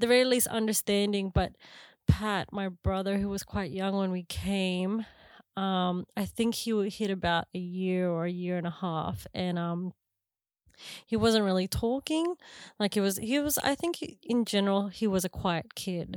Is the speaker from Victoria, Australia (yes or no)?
no; Canberra, Australian Capital Territory, Australia; moved away as an adult; now in New Zealand; I grew up in Canberra